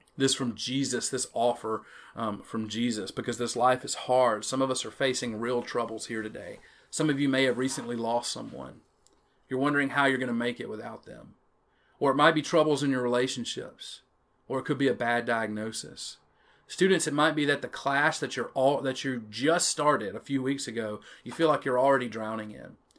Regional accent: Chatham, Louisiana, United States; accent: Jackson Parish pronunciation; I'm from Chatham, Louisiana, a little one stoplight town in the middle of nowhere

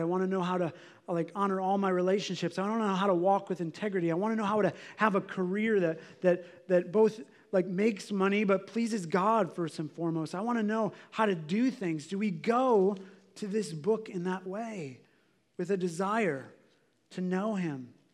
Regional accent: United States; we're American

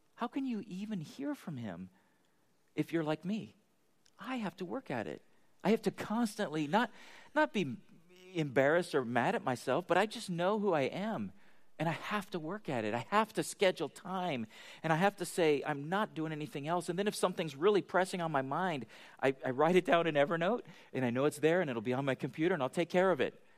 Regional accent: United States; we're American

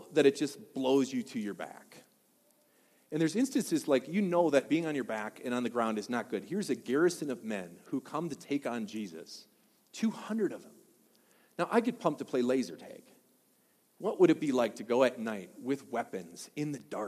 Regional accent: Wisconsin, United States; also born or lived in Washington; now in Colorado, United States; I'm from Wisconsin

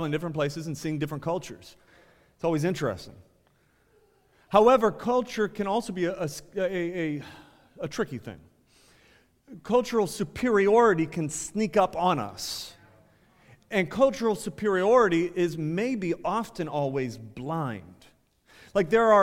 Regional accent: Ohio, United States; I think I'm from Ohio.

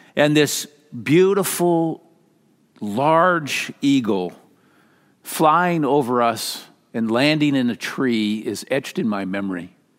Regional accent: Minnesota, United States; moved away; growing up in Minnesota

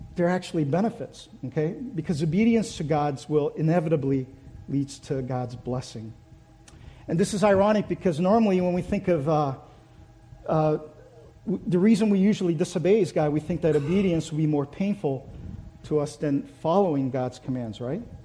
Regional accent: Brazil; also born or lived in Korea; now in United States; So, in order to seek a better life, my parents moved, moved our family to Brazil. So I grew up in Brazil.

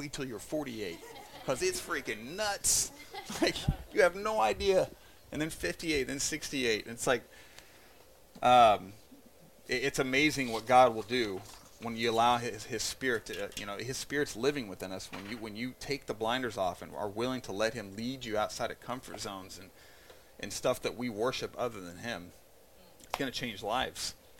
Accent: Indiana, United States; I was born in Indiana, the birthplace of the Ku Klux Klan. I'm a white male American

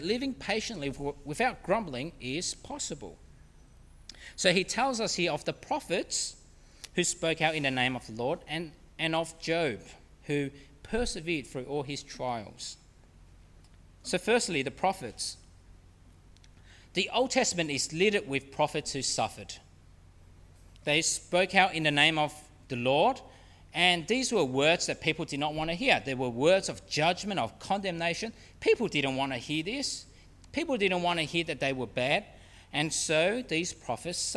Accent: Australia; being Australian

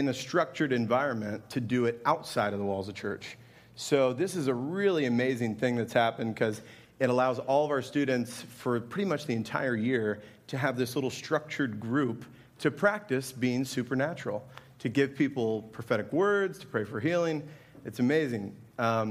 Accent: Indianapolis, Indiana, United States; now in Altamonte Springs, United States; I'm from Indianapolis

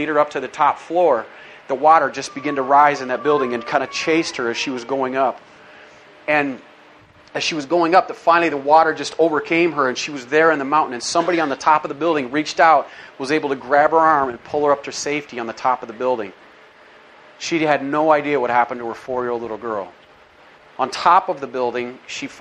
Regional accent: United States; growing up in America

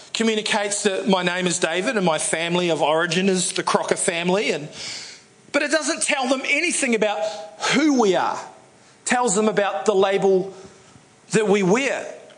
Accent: New Zealand; I'm a New Zealander

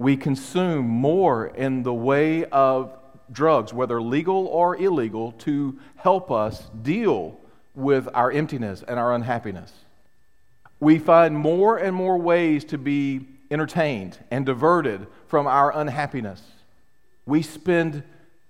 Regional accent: United States; I was raised, not only as an American, but I was raised in a very independent home

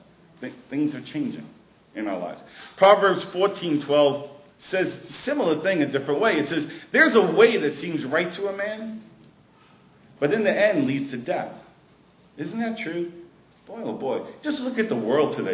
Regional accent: New York City, New York, United States; now in Prince Edward Island, Canada; I grew up in Brooklyn

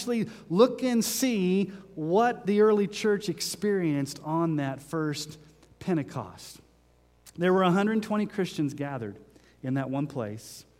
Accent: Texas, United States; now in Sterling, United States; When I was growing up in Texas

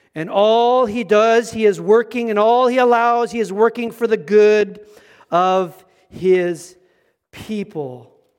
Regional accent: Manitoba, Canada; Manitoba. I'm from Manitoba.

